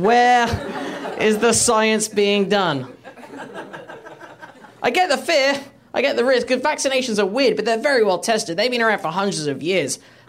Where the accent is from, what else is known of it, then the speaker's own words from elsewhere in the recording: England, United Kingdom; now in United States; I'm English, by the way.